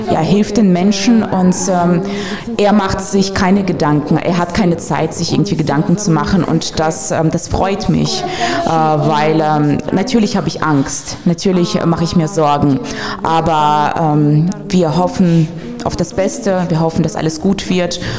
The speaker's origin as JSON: {"language": "German", "country": "Russia", "tie": "born there", "moved": "yes", "said": "vor allem als gebürtige Russin."}